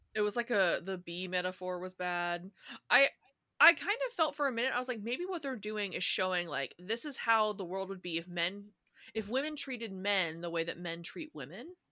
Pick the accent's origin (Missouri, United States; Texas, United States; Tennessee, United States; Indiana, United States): Indiana, United States; I'm from Indiana, right? But yeah. there are tons of people in Indiana that have like a southern accent, which I don't have